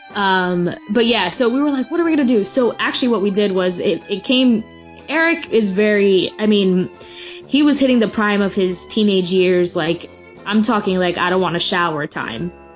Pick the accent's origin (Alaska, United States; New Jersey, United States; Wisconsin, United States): New Jersey, United States; we're from New Jersey, me and my sister